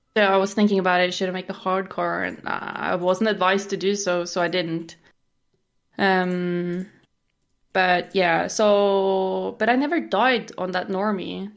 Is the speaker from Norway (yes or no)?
yes; Norway; I'm from Norway, and I am twenty-five years old